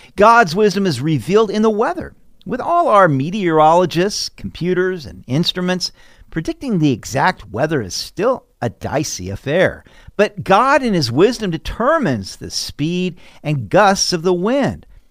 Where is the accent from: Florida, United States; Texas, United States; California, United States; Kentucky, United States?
California, United States; Sacramento; I grew up in Sacramento, California.